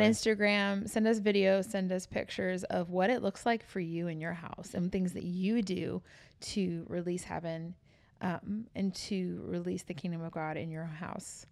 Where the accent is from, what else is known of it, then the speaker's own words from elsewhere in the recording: New York City, New York, United States; moved away; I was born and raised in New York City